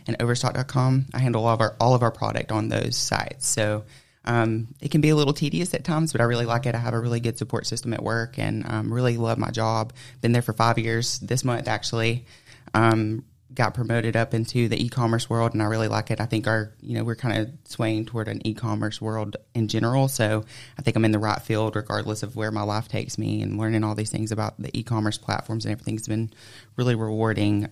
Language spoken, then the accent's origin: English; Plainville, Georgia, United States; I'm from Plainville, Georgia. I actually still live in Plainville, Georgia